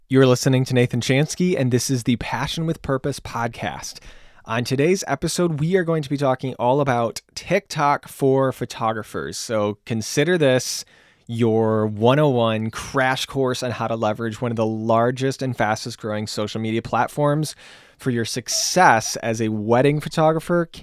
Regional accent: Grand Rapids, Michigan, United States; I'm from Grand Rapids, Michigan.

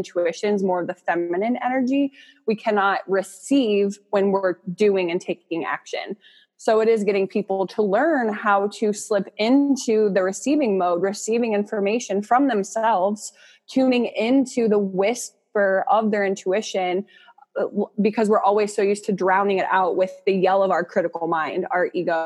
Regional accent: Akron, Ohio, United States; I'm from Northeast Ohio, Akron.

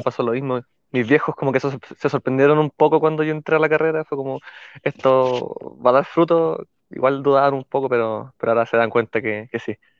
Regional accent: Santiago, Santiago Metropolitan Region, Chile; also born or lived in Iquique; soy de Santiago, pero estoy ahora trabajando en Iquique.

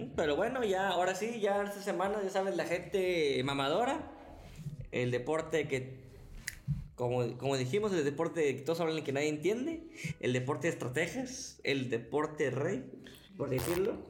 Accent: Monterrey, Nuevo León, Mexico; somos regios

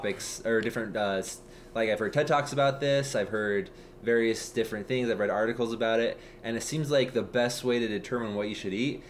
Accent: United States; I'm fucking American.

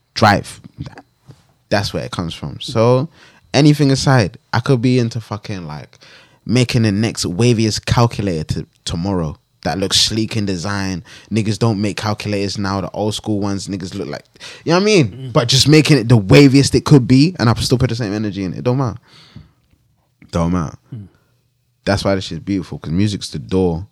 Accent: London, United Kingdom; I grew up in I grew up in West, like Grove's down the road

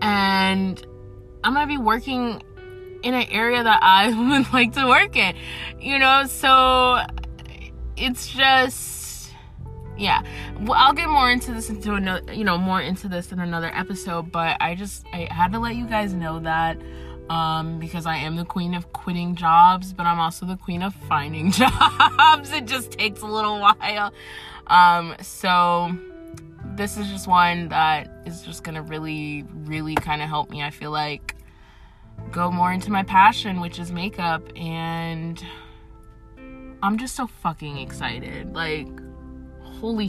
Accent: Atlanta, Georgia, United States; I am essentially from Atlanta. I live in Atlanta.

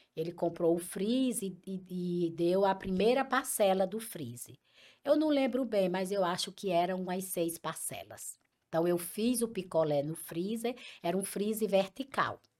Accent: Picuí, Paraíba, Brazil; moved away as an adult; also born or lived in Brasília / Currais Novos / Açu / Mossoró; now in Fortaleza, Brazil; eu sou de Picuí, uma cidade de muito empreendedores.

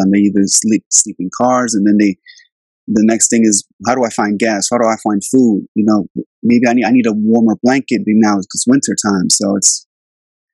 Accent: Albania; now in Virginia, United States; I grew up in Albania in the 90s. That's where I'm from. I was born there.

